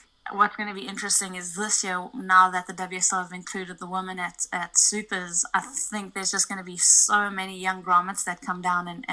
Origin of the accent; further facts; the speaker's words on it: East London, Eastern Cape, South Africa; now in California, United States; my hometown, East London